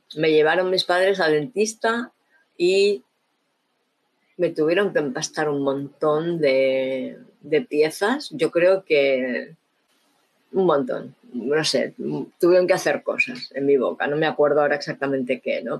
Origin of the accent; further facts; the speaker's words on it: Barcelona, Catalonia, Spain; crecí en Barcelona, ¿no? En la Barcelona de los 70, 80